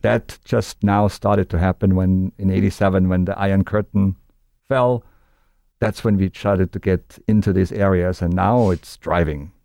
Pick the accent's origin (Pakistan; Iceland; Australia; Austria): Austria; moved away as an adult; now in United States; being Austrian, growing up in Austria and living in the United States for thirty years